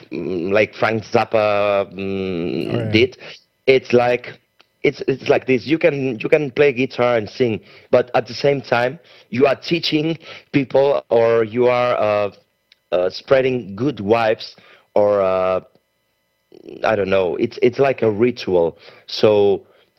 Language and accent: English; Spain; also born or lived in Barcelona; we are from Spain